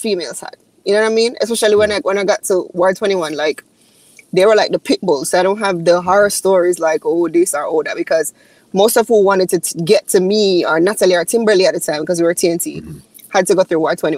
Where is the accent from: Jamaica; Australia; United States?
Jamaica; Kingston; I was born and raised in Kingston, Jamaica